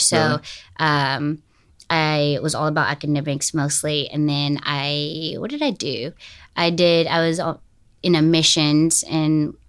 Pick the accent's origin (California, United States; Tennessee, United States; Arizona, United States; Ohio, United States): Tennessee, United States; Smyrna; also born or lived in Franklin; I was born in Franklin, and then I grew up in Smyrna, Tennessee, if you know where that is.